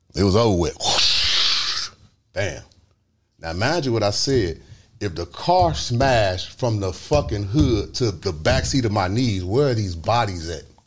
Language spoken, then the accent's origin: English; Chicago, Illinois, United States; I'm from the South Side.